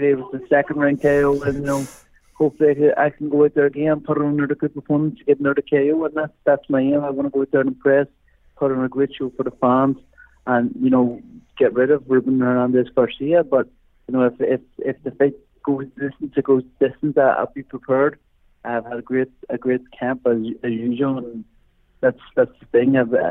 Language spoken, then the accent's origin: English; Ireland; So it's being Irish, the boxing St. Patrick's Day is in probably the greatest city in the world.